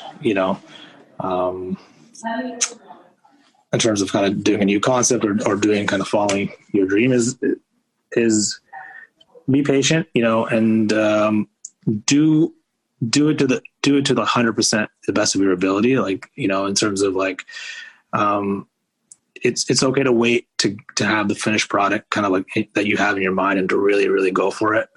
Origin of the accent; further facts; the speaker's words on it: Canada; moved away as an adult; now in Baltimore, United States; as a Canadian